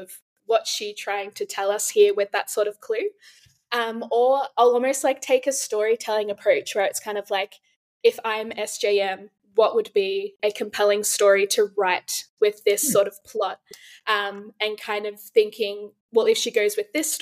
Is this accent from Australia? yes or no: yes; Australia; I'm from Australia